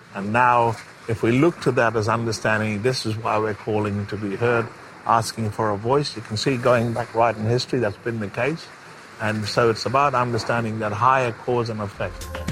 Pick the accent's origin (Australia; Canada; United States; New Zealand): Australia; Broome, Western Australia; also born or lived in Derby; growing up in around the West Kimberley, up in Bardi country, uh, Broome and Derby